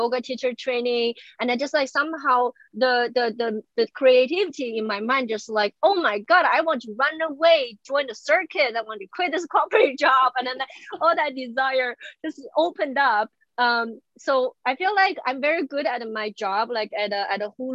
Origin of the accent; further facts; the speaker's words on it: China; English is a second language; moved away as an adult; also born or lived in Beijing / Indiana; now in United States; I grew up in China